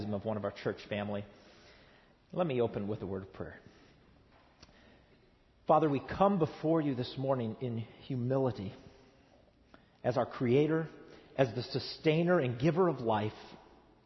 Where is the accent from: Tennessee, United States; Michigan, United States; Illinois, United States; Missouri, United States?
Tennessee, United States; East; moved away as an adult; now in Southern California, United States; I come from East Tennessee, where we get 60 inches of rain a year